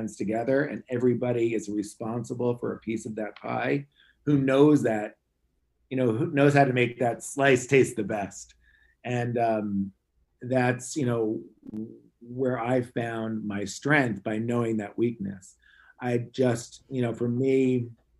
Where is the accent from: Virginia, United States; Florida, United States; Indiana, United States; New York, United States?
New York, United States; Long Island; I grew up in Long Island, New York